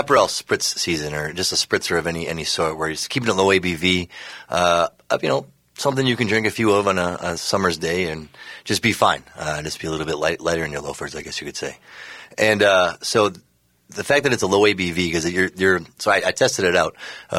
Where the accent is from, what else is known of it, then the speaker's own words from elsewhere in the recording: Minnesota, United States; But being the fact that we're from Minnesota